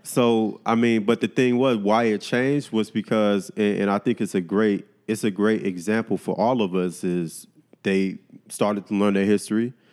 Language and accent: English; Miami, Florida, United States; I grew up in Miami